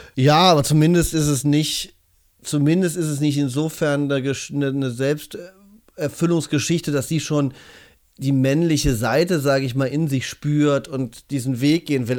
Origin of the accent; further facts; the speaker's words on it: Cologne, North Rhine-Westphalia, Germany; wir als Kölner Jungs